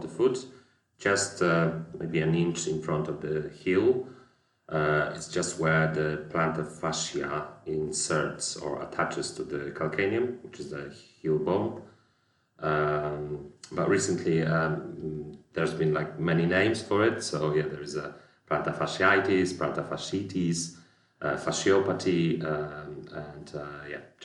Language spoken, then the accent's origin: English; Poland; moved away as an adult; I'm originally from Poland, where I graduated as a physiotherapist